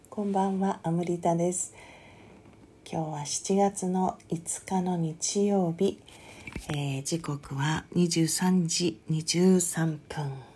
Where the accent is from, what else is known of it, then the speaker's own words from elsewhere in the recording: Kanagawa, Japan; 私は神奈川県民ですけども